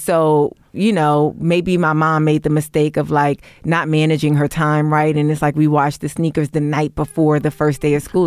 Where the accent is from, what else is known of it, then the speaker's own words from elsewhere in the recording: New York City, New York, United States; moved away; also born or lived in Brooklyn; I grew up in Harlem, but I was bussed out